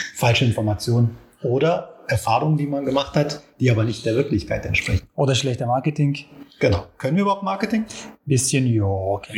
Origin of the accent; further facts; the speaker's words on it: Istanbul, Turkey; German is a second language; moved away as an adult; now in Germany; ich bin in Istanbul geboren, da auch erwachsen worden und mehr als zehn Jahren bin ich hier in Deutschland.